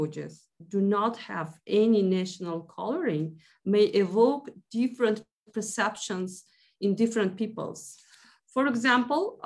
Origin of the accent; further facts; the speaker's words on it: Uzbekistan; first language Uzbek; English is a second language; my native language and culture